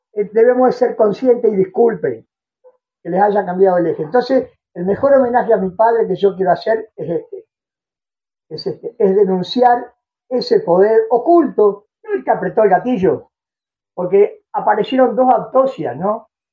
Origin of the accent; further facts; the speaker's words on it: Uruguay; los uruguayos, siendo un país chiquito como este, nos teníamos que ir de este país